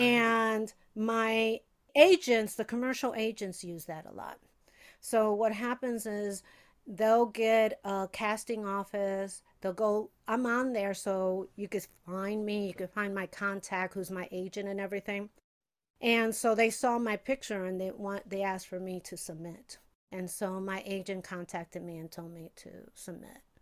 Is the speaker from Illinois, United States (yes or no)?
yes; Chicago, Illinois, United States; moved away as an adult; also born or lived in Puerto Rico (heritage); now in Los Angeles, United States; I'm from Chicago